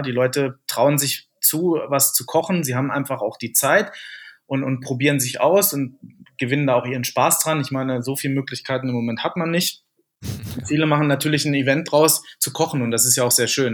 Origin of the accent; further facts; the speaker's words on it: near Wolfsburg, Lower Saxony, Germany; moved away as an adult; now in Munich, Germany; Ich komme ja äh, gebürtig aus der Nähe von Wolfsburg